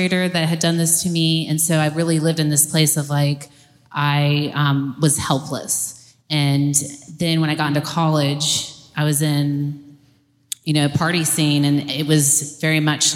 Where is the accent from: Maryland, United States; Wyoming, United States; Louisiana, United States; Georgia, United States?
Georgia, United States; Atlanta; I grew up here in Atlanta